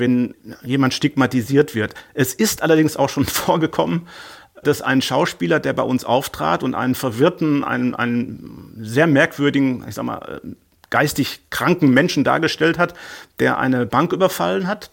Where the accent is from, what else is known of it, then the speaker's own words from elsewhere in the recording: Ruhr area, North Rhine-Westphalia, Germany; ich komme aus dem Ruhrgebiet